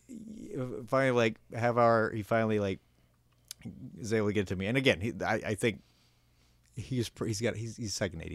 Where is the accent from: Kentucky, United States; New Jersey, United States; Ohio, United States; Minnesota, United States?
Minnesota, United States; now in Los Angeles, United States; Minnesota, I'd like to get my hometown